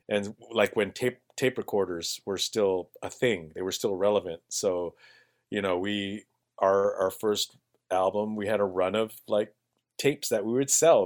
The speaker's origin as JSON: {"language": "English", "town": "Bethel", "region": "Alaska", "country": "United States", "tie": "born or raised there", "moved": "yes", "lives_now": "Juneau, United States", "said": "I grew up in Montreal, in Bethel."}